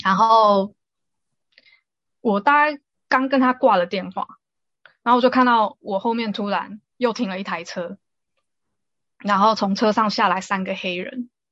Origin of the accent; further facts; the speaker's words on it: Taiwan; moved away; also born or lived in South Africa; 我们台湾人